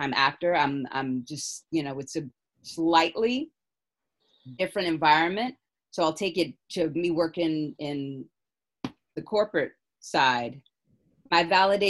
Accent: San Francisco, California, United States; Born and raised in San Francisco

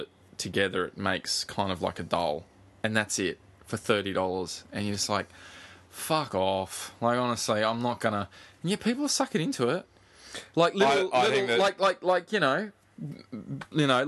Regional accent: Northern Beaches, New South Wales, Australia; we're from the Northern Beaches

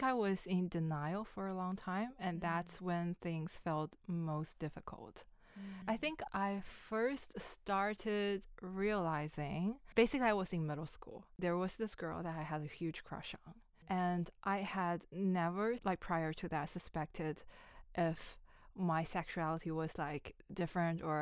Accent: China; moved away as an adult; now in Melbourne, Australia; I come from China. I've been in Australia for a little bit more than 3 years

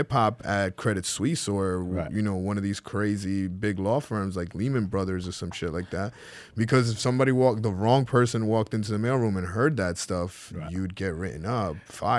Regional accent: Santo Domingo, Distrito Nacional, Dominican Republic; first language es; English is a second language; also born or lived in New York; I grew up in the capital, Santo Domingo.

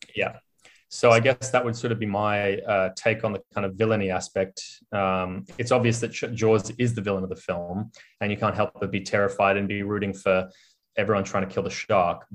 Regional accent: Australia; as an Australian and as an Australian who used to live by the beach

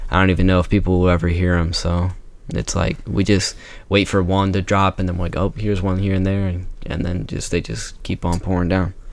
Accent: Boston, Massachusetts, United States; born and raised in Boston, Massachusetts

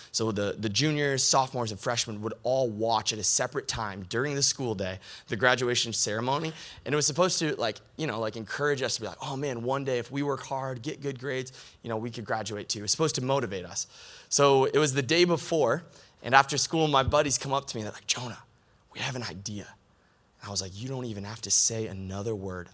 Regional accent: Michigan, United States; also born or lived in Grand Rapids, Michigan; I'm from Michigan, but live here in Grand Rapids now

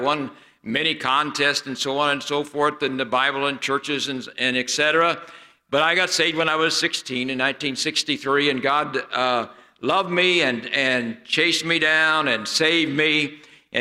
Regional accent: near Branson, the Ozarks, Missouri, United States; moved away; where I grew up near Branson

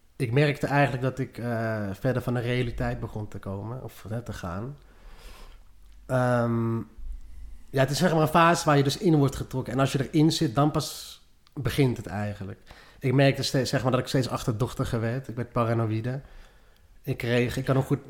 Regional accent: Lelystad, Flevoland, Netherlands; also born or lived in Maastricht; Opgegroeid ook in Lelystad

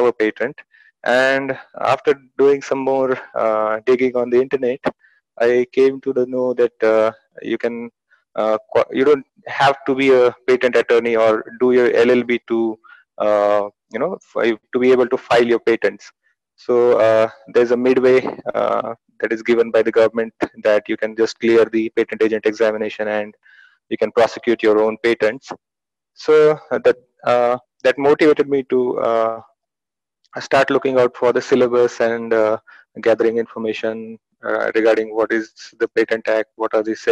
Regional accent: Pune, Maharashtra, India; also born or lived in Delhi; I'm from Pune, basically, Maharashtra.

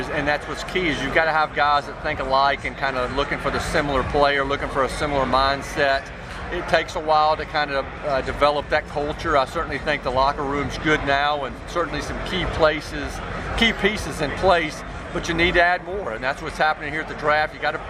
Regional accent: Nashville, Tennessee, United States; I grew up in Nashville. I was born here. I went to grade school here, high school here. Kind of seen this city change so much.

